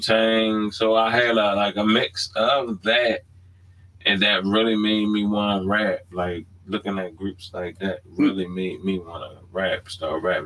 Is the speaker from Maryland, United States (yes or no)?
yes; Baltimore, Maryland, United States; moved away; I'm born and raised in Baltimore. I haven't always lived in Baltimore